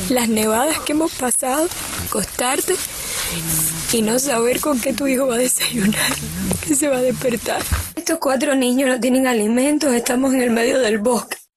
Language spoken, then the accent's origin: Spanish; Venezuela; pues yo soy venezolana, estoy casada con, con él que es cubano